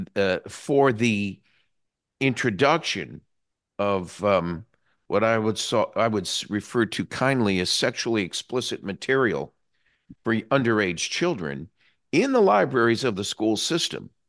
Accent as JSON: {"language": "English", "region": "New England", "country": "United States", "moved": "yes", "lives_now": "Florida, United States", "said": "I came from New England originally, where the superintendent of schools was an appointed position"}